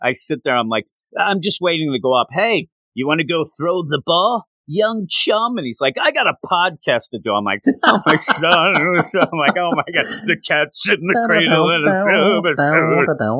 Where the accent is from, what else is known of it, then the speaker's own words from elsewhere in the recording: United States; I'm American, not Canadian